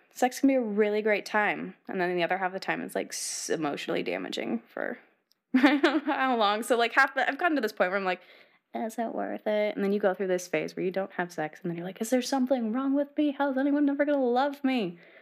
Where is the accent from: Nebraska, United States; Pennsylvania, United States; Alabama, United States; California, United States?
Nebraska, United States; now in Los Angeles, United States; I'm from the Midwest